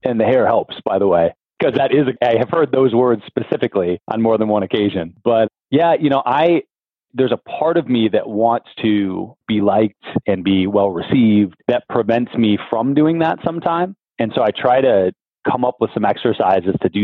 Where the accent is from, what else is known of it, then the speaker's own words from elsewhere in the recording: Ann Arbor, Michigan, United States; I grew up in Ann Arbor, Michigan